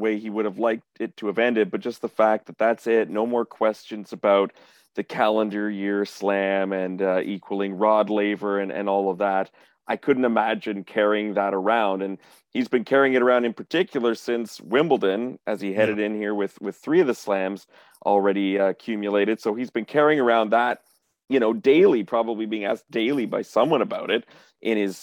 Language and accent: English; Canada; we are a Canadian podcast and we're Canadian tennis journalists